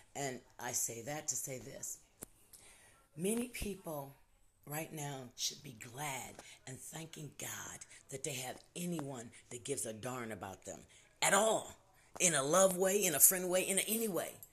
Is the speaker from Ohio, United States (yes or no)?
yes; Ohio, United States; now in Louisville, United States; I'm originally from Ohio